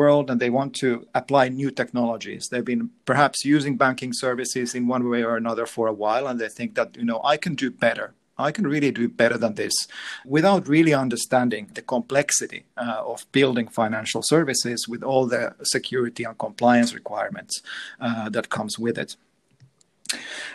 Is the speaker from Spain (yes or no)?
no; Finland; we're in from Finland